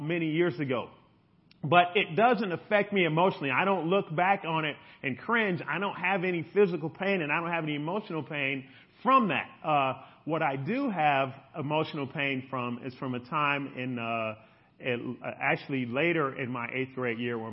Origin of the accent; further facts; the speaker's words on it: Chicago, Illinois, United States; We grew up in Chicago, and for those of you who know Chicago, big lake, beautiful lake shore, and we would ride from the south side all the way to downtown